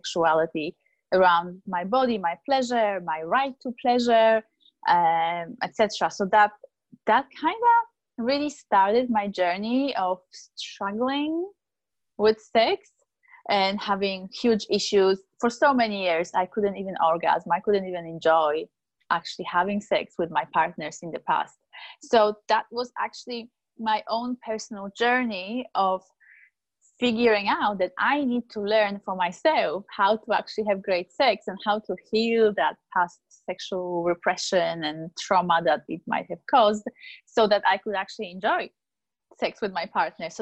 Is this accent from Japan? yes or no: no; Poland; born and raised in Poland